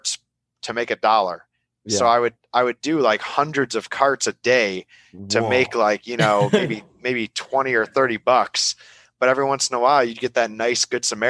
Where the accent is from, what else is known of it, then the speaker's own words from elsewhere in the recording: between Buffalo and Niagara Falls, New York, United States; moved away as an adult; also born or lived in Flint, Michigan / Detroit, Michigan / Canada / Florida; now in Davis, California, United States; I grew up between Buffalo and Niagara Falls, New York.